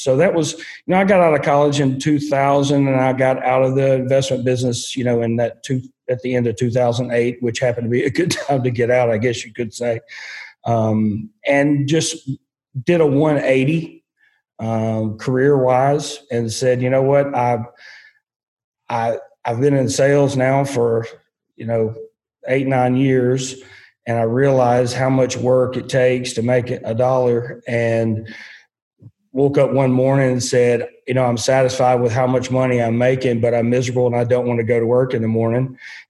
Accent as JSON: {"language": "English", "town": "Union City", "region": "Tennessee", "country": "United States", "tie": "born or raised there", "said": "Well, in Obion County. We growing through the years, we had moved, we lived in two or three places along Highway 22. And then when I was in high school, we lived just inside Union City."}